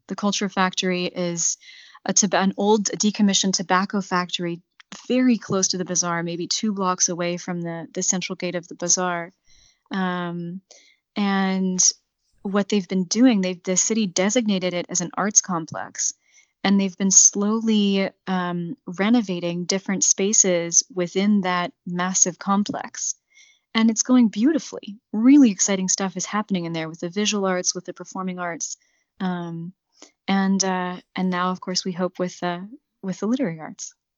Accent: United States; now in Iraq; I am an American

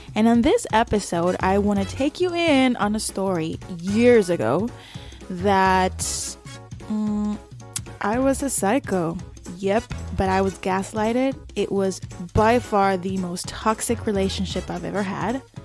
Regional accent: El Salvador; moved away; also born or lived in South Korea / Qatar; I grew up in El Salvador. We had then moved to South Korea, and from there we moved to Qatar

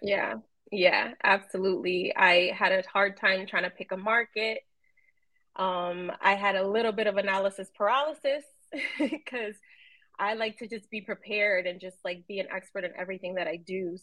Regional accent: New York City, New York, United States; somebody I grew up with in New York City

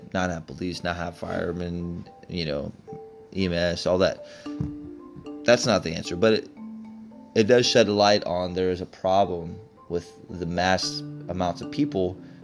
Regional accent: Texas, United States; I grew up in Texas

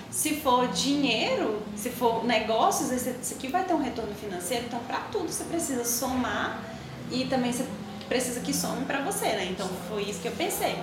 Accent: Açailândia, Maranhão, Brazil; moved away; also born or lived in Tocantins; eu morava em Açailândia, Açailândia, Maranhão. É uma cidade de 110 mil habitantes

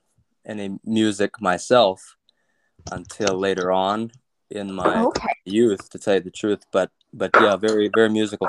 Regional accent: Big River, Saskatchewan, Canada; Well, I guess I was born in Saskatoon in Saskatchewan. Nice. And I lived on a farm near Big River. Actually, it was a ranch.

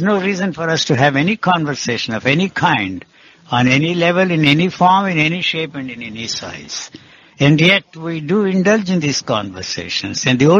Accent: India; English is a second language; Although I come from India, still I cannot stand the North Indian classical music.

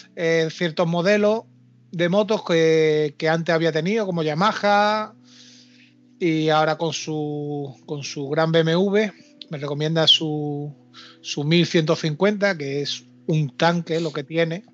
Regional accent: Málaga, Andalusia, Spain; somos compatriotas aquí malagueños

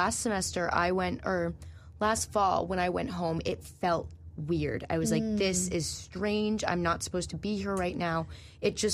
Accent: Norwood, Massachusetts, United States; I am from Norwood, Mass

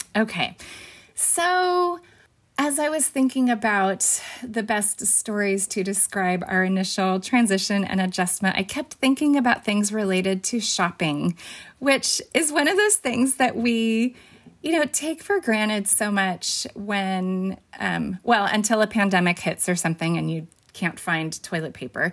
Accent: Fresno, California, United States; also born or lived in Bakersfield, California / Peru; I was born in Bakersfield, which is two hours away from Fresno, and then moved to Fresno when I was four and lived here my entire life

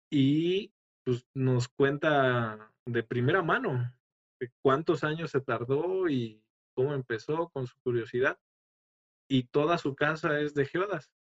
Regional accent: Mexico; siendo yo mexicano

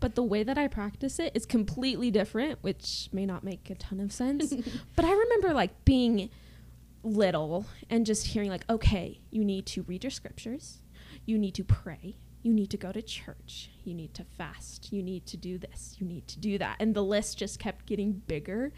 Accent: Utah, United States; I'm from Utah.

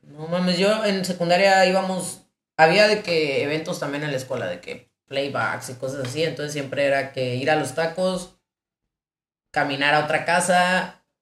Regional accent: Ciudad Obregón, Sonora, Mexico; moved away as an adult; also born or lived in León; yo soy de Obregón, es una ciudad muy pequeña

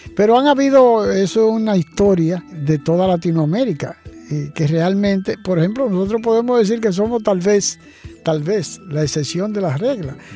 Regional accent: Dominican Republic; aquí en nuestro país

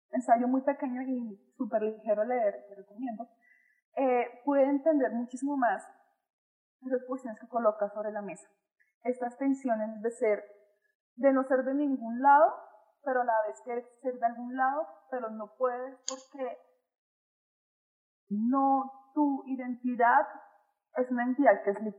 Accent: Colombia; No, pues yo soy colombiana. Eres colombiana, pero eres blanca. Y yo, Sí.

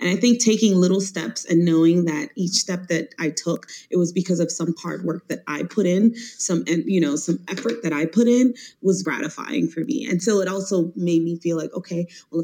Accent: Miami, Florida, United States; now in Washington, D.C., United States; I'm from Miami, Florida

